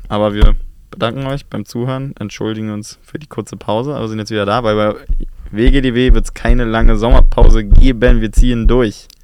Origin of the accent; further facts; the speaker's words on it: Berlin, Germany; es ist ja meine Heimat